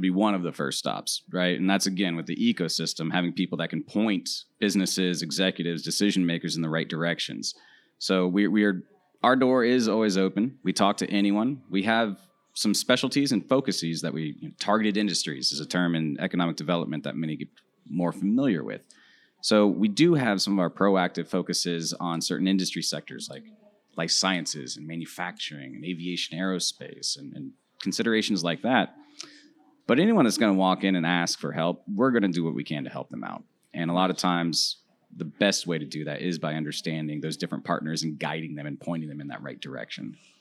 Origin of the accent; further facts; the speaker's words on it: Central Florida, United States; also born or lived in Dominican Republic; native Floridian, which is a bit of a unicorn these days